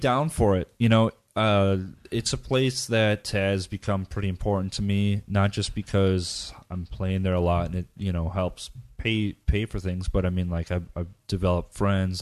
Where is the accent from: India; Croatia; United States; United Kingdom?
United States; moved away as an adult; I'm, I'm American, and when I, when I lived in the States